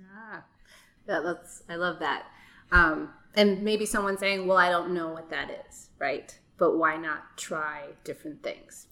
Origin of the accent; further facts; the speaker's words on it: New York City, New York, United States; moved away; I was born in Brooklyn. Um, danced there when I was like four years old